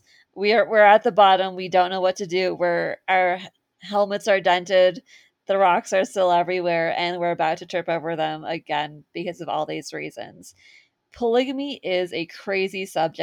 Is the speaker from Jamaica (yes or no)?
no; California, United States; moved away as an adult; also born or lived in Utah; I grew up in California